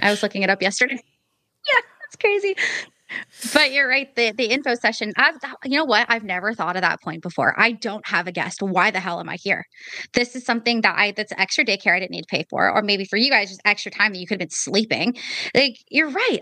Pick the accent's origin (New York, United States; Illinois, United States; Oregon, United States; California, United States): Oregon, United States; Portland; So I'm from Portland, Oregon.